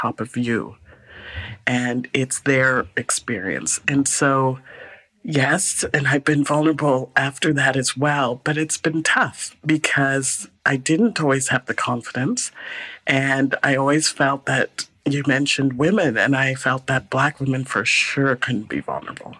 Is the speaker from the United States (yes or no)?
no; Guyana; also born or lived in Calgary, Canada; now in Vancouver, Canada; I was born in Guyana